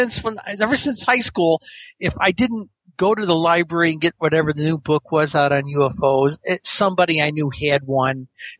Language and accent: English; New York, United States; I was reading these interesting accounts, particularly in my home state of New York.